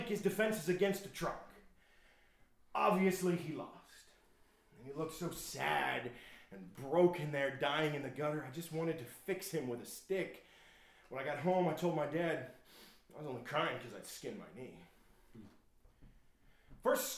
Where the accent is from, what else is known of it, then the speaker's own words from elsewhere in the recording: Shippenville, Pennsylvania, United States; my hometown, Shippenville, Pennsylvania